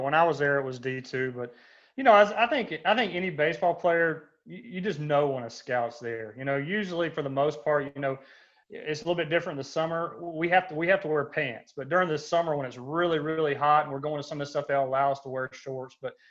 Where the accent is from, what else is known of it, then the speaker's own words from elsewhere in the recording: Douglasville, Georgia, United States; Yeah, I'm from Atlanta, Georgia. I'm from actually Douglasville, Georgia, a little west of Atlanta. Grew up there.